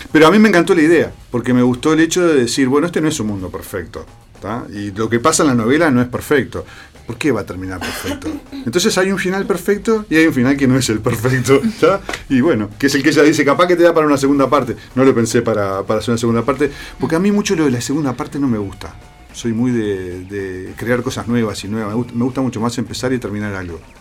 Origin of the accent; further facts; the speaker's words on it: Costa de Oro, Canelones, Uruguay; yo soy de la Costa de Oro